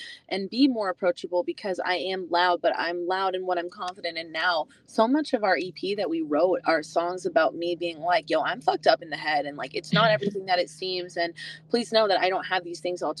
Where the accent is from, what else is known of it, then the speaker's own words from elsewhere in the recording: Boston, Massachusetts, United States; now in Nashville, United States; I'm from Boston